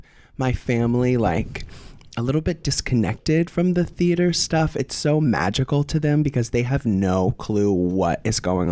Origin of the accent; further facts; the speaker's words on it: Tampa, Florida, United States; moved away; I'm from Florida. Tampa Bay.